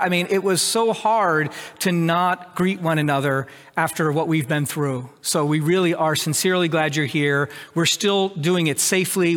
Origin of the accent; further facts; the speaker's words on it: United States; I'm an American